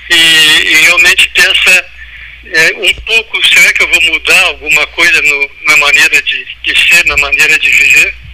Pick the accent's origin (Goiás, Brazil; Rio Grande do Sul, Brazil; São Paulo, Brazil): Rio Grande do Sul, Brazil; Pelotas; Sim, sou nascido em Pelotas.